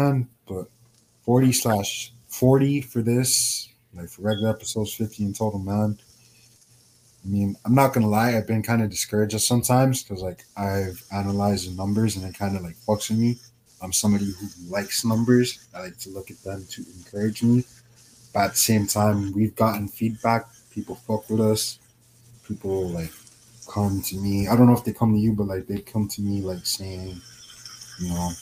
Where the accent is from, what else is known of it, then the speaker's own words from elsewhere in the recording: Jamaica; I'm Jamaican.